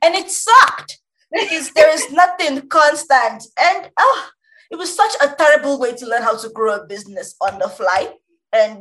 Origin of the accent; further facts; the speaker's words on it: Nigeria; I'm Nigerian